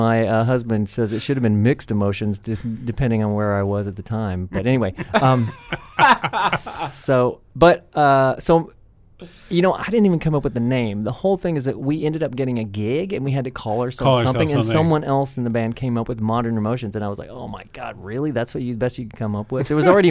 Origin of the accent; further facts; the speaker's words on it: McMinnville, Tennessee, United States; accent: Southern; I am from McMinnville, Tennessee.